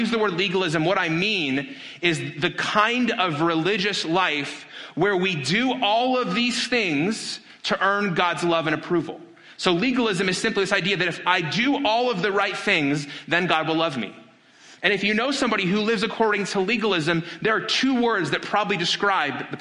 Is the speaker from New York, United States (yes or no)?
no; Las Vegas, Nevada, United States; my hometown of Las Vegas